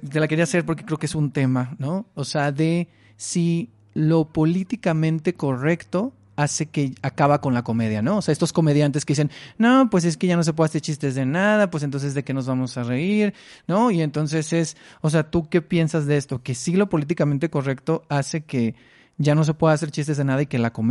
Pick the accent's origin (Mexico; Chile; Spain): Mexico; Mexicali, Baja California; now in Mexico City, Mexico; Yo soy de, de Mexicali